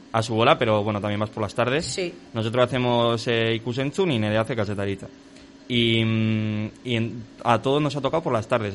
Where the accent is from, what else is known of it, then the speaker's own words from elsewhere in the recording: Navarre, Spain; somos de Navarra